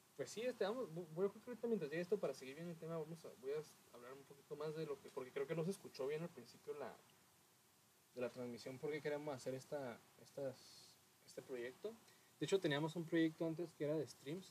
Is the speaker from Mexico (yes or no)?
yes; Mexico; que tenemos como mexicanos